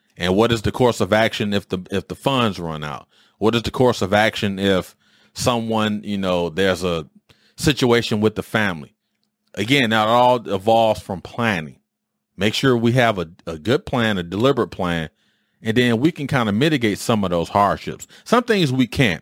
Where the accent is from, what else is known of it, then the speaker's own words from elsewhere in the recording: Detroit, Michigan, United States; moved away as an adult; where I grew up in Detroit